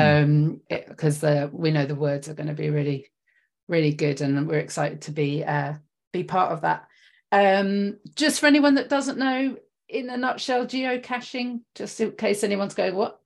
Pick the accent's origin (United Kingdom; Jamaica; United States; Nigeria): United Kingdom; London; I'm from West London